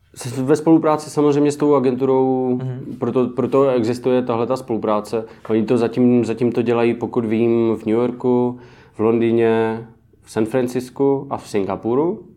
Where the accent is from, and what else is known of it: Czechia